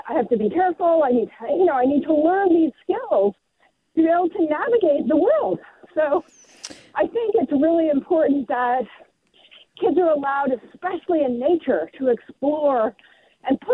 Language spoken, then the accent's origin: English; New York City, New York, United States; now in Sebastopol, United States; I grew up in Lower New York in Greenwich Village.